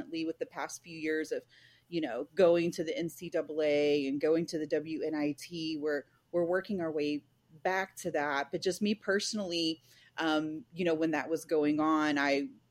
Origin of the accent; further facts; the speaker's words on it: El Paso, Texas, United States; now in Nacogdoches, United States; I grew up in El Paso